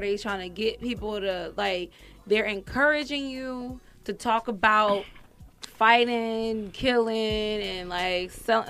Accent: California, United States; moved away; I'm being from California

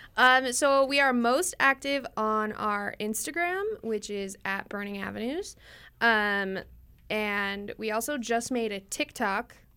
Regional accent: American Fork, Utah, United States; also born or lived in Magna, Utah; originally I'm from American Fork, but moved to Magna

